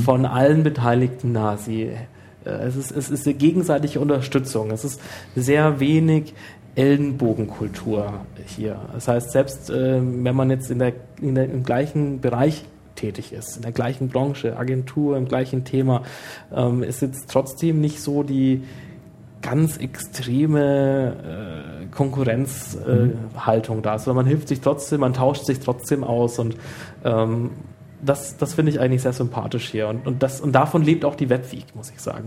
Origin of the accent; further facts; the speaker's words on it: Nuremberg, Bavaria, Germany; als Nürnberger